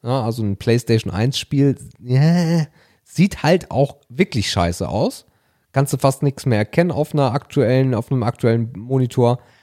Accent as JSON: {"language": "German", "region": "Hamburg", "country": "Germany", "tie": "born or raised there", "said": "Ich komme ja nun mal gebürtig aus der Ecke"}